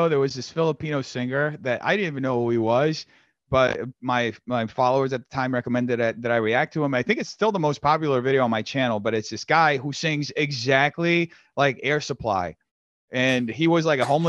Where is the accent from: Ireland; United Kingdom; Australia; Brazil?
Brazil; also born or lived in New York; now in United States; I'm from Brazil